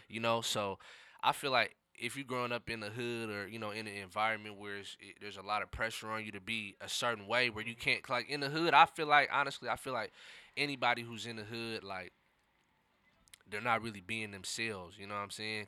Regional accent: Seattle, Washington, United States; I grew up in the city, so I grew up in the central district

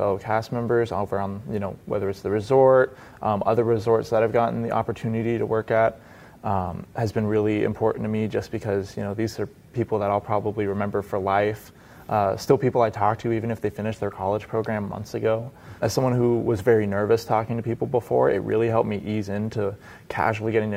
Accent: Phoenix, Arizona, United States; I'm from Phoenix, Arizona.

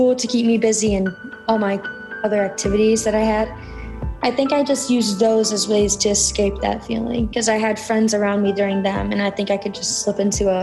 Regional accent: Cleveland, Ohio, United States; I'm from Cleveland, Ohio

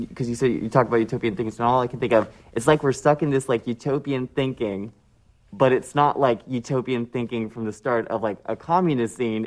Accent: United States; as an American

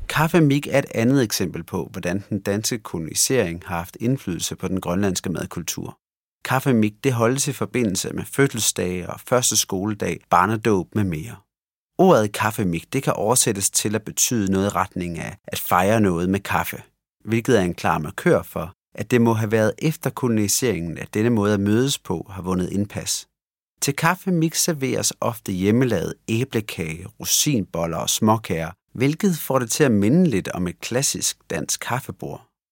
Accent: Denmark; Vi sidder jo her, to øh, danskere

